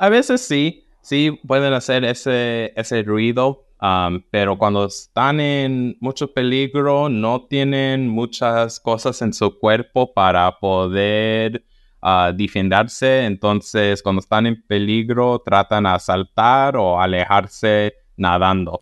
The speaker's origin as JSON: {"language": "Spanish", "region": "Southern California", "country": "United States", "said": "De donde soy, en el sur de California"}